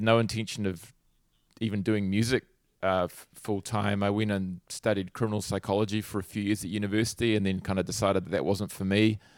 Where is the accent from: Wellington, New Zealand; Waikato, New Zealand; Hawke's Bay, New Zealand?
Hawke's Bay, New Zealand; I grew up in Hawke's Bay, which is like a, it's a sort of a region about halfway up the North Island in New Zealand on the East Coast